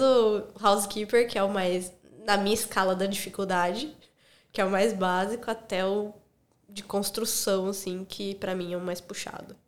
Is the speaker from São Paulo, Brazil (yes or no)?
yes; Analândia, São Paulo, Brazil; moved away as an adult; also born or lived in Campinas, Brazil; now in Sydney, Australia; Eu sou do interior de São Paulo, uhum. cidadezinha chamada Analândia, bem pequenininha